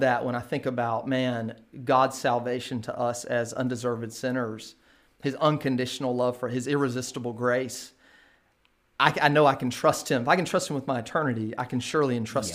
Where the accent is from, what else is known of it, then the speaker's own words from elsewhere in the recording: Kinston, North Carolina, United States; now in Durham, United States; born and raised in Kinston, North Carolina